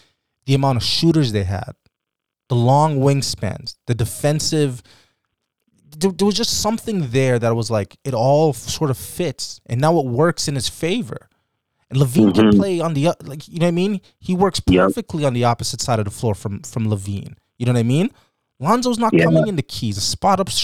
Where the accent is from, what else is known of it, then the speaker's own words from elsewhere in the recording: Toronto, Ontario, Canada; we're from Toronto